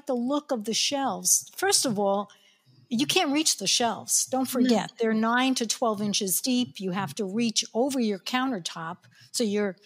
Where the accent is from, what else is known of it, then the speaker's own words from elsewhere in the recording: New York, United States; accent: New York; my New York accent